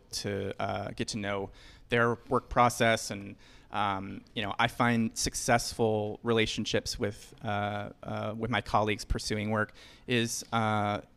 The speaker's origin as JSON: {"language": "English", "region": "Northern Virginia suburbs", "country": "United States", "moved": "as an adult", "lives_now": "New York, United States", "said": "I'm from the Northern Virginia suburbs."}